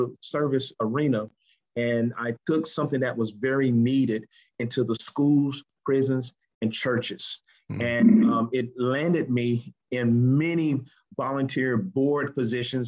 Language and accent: English; High Point, North Carolina, United States; I'm from High Point, North Carolina, Guilford County area. That's where I grew up.